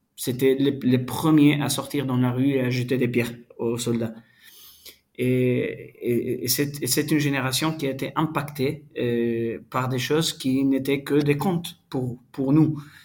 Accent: Palestine; also born or lived in Colombia; j'ai grandi en Palestine, j'ai vécu la plupart de ma vie en Palestine

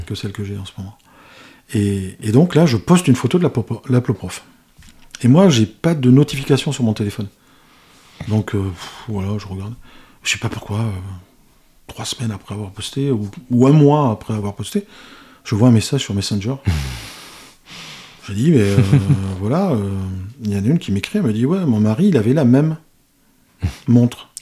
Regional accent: Spain; je suis espagnol

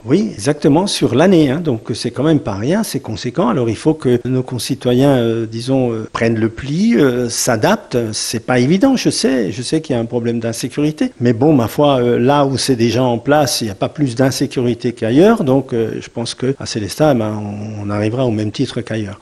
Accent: Sélestat, Grand Est, France; je suis né à Célestat, moi j'ai passé toute ma vie à Célestat

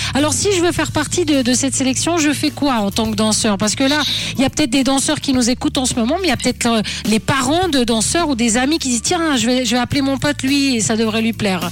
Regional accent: Switzerland; chez nous en Suisse

